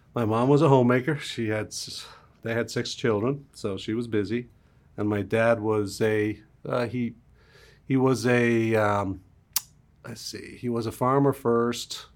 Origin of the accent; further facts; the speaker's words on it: Dublin, Leinster, Ireland; moved away; Even in Dublin, where I grew off, there was, there was car bombs